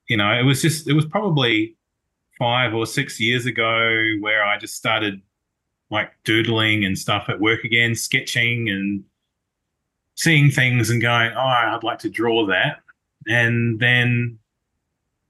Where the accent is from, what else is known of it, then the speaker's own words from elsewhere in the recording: New Zealand; now in Melbourne, Australia; I'm from Melbourne, originally from New Zealand